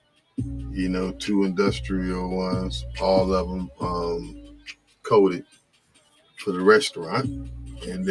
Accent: New Jersey, United States; I'm from New Jersey

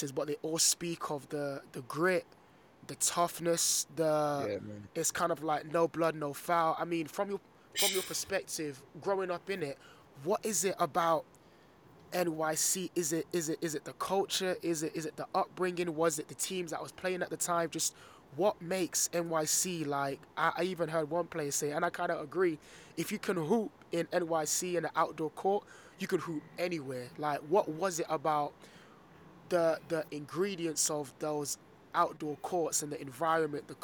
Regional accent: London, United Kingdom; growing up in London

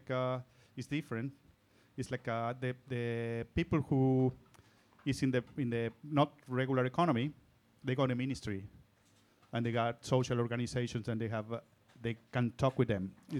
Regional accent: Salta, Argentina; moved away as an adult; now in Barcelona, Spain; I'm from Salta, as you said before. It's northern part of Argentina. The northern part. In the border with Bolivia. Well, border with Bolivia, Chile, and Paraguay, really. I came here during a crisis of 2002

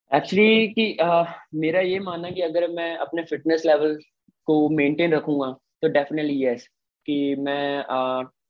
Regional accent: Mithapur, Punjab, India; मैं सेकंड मिठापुर का हूँ

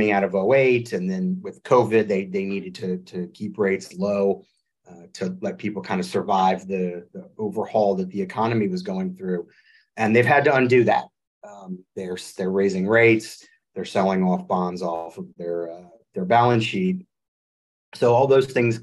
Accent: New Orleans, Louisiana, United States; moved away as an adult; also born or lived in Washington, D.C.; born and raised in New Orleans, moved home about 3 years ago after 20 years in Washington, D.C.

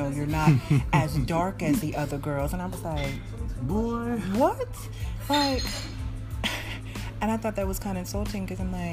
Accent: United States; now in France; I said, well, you know that I'm American. I'm African-American.

